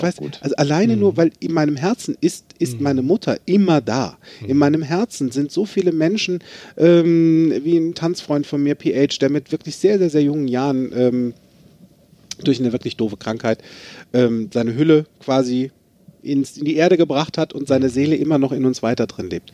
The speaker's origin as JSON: {"language": "German", "town": "Limburg an der Lahn", "region": "Hesse", "country": "Germany", "tie": "born or raised there", "said": "Ich bin in Limburg an der Lahn geboren, ist ein schönes Städtchen"}